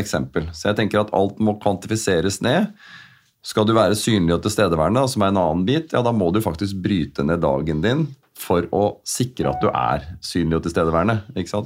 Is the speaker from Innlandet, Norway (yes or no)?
no; Asker, Akershus, Norway; jeg er oppvokst i Asker